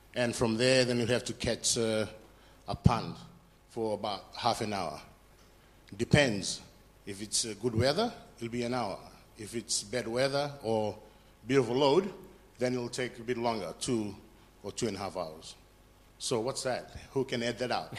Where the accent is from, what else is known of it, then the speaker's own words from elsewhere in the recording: Fiji; moved away; I'm from Fiji